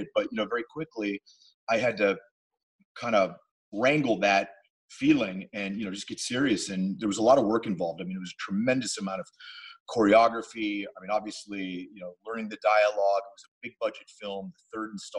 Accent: New Castle, Pennsylvania, United States; now in Hollywood, United States; I grew up in a town called Newcastle, Pennsylvania, about 40 minutes outside Pittsburgh.

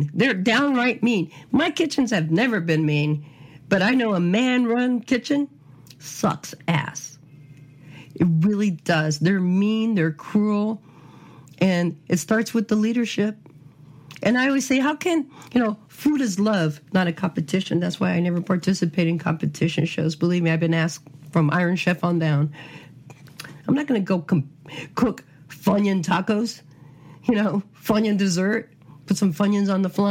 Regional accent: California, United States; now in Phoenix, United States; I'm a Californian

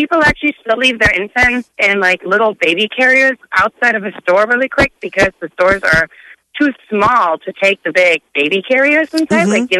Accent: Germany; now in United States; So I grew up in Germany

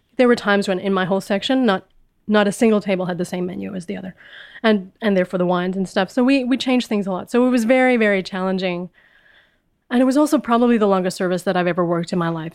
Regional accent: Winnipeg, Manitoba, Canada; moved away as an adult; also born or lived in Vancouver; I grew up in Winnipeg, which is a small, small city in the middle of Canada.

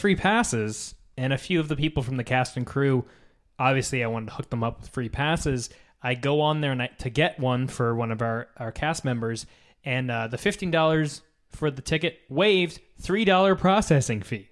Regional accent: United States; we're American. We live in the U S

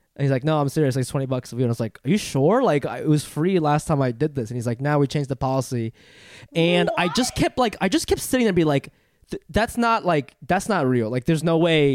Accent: New York, United States; also born or lived in Funabashi, Chiba, Japan; growing up in New York

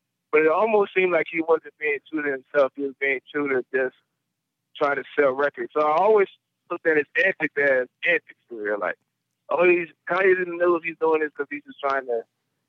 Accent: New Orleans, Louisiana, United States; and I grew up in New Orleans, man, so.

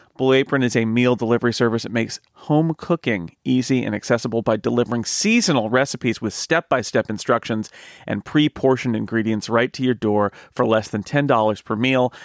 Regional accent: United States; as an American

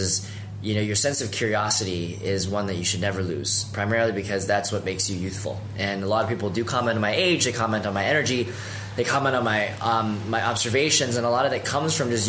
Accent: Vancouver, British Columbia, Canada; moved away as an adult; now in San Francisco, United States; I'm a Canadian, born and raised in Vancouver, so West Coast all the way. I moved down to San Francisco in 2010

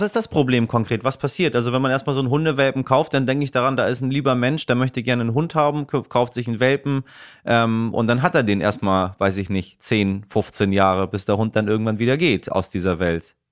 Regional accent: Iran; moved away; ich komme ja aus dem Land des Pfauentrons

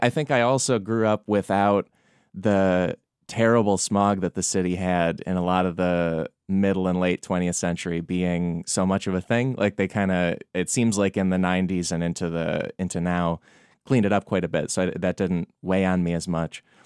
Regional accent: Chicago suburbs, Illinois, United States; also born or lived in New York City, United States; now in Los Angeles, United States; I grew up in the Chicago suburbs

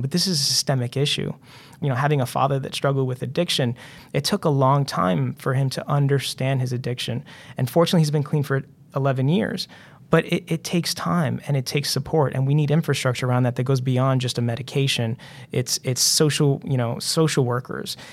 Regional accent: Central Falls, Rhode Island, United States; growing up in Central Falls

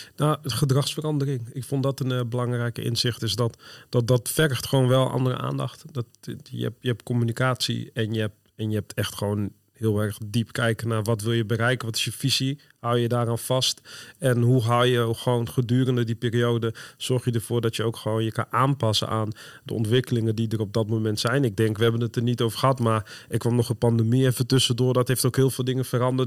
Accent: Northerners, northern Netherlands, Netherlands; we als Noorderlingen

